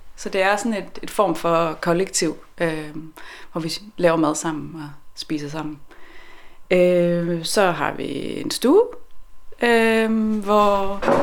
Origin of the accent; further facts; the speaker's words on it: west of Aarhus, Central Denmark Region, Denmark; moved away as an adult; also born or lived in Copenhagen / Sweden / Norway / Ollerup; now in Svendborg, Denmark; Jeg er øh, fra Aarhus, eller vest for Aarhus, hvor jeg er vokset op øh, 12 km uden for Aarhus i en lille øh, landsby ude på landet.